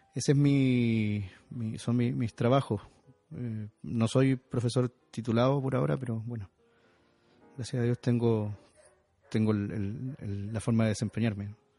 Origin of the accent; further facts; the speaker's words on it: Chile; also born or lived in Santiago; yo soy chileno, vivo en Santiago de Chile